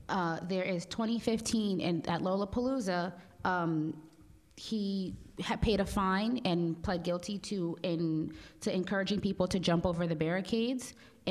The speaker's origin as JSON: {"language": "English", "country": "Jamaica", "said": "I'm West Indian, too, and I say..."}